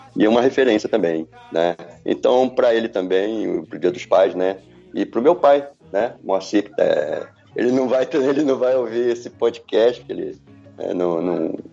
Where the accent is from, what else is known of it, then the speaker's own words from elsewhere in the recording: Rio de Janeiro, Brazil; moved away as an adult; now in Vitória, Brazil; Sou carioca